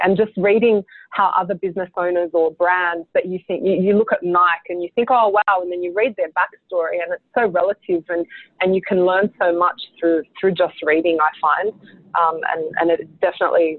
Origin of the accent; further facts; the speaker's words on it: Australia; as an Australian designer